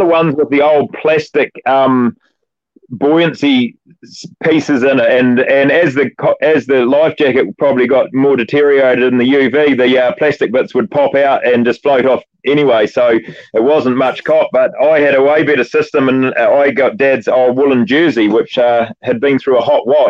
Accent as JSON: {"language": "English", "town": "Oxford", "region": "Canterbury", "country": "New Zealand", "tie": "born or raised there", "said": "I grew up in an environment in the country out there in the foothills of Canterbury"}